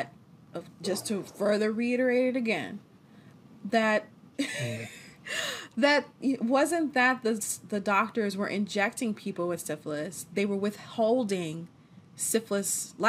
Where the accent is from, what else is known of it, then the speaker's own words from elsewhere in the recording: United States; we're African American